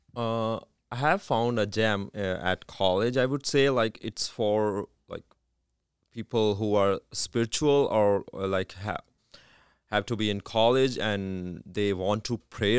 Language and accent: English; India; moved away as an adult; now in Canada; I'm from India.